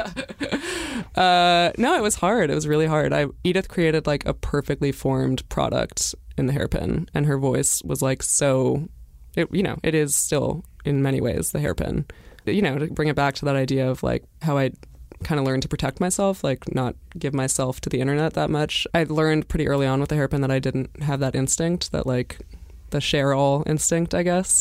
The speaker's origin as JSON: {"language": "English", "town": "Brattleboro", "region": "Vermont", "country": "United States", "said": "I'm from Brattleboro, Vermont"}